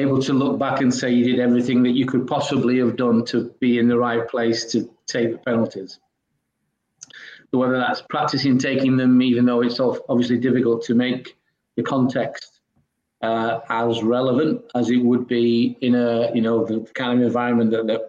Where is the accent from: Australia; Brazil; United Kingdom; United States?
United Kingdom; Halifax, England; I'm from Halifax in the Northwest, and growing up as a kid, I wasn't a Liverpool fan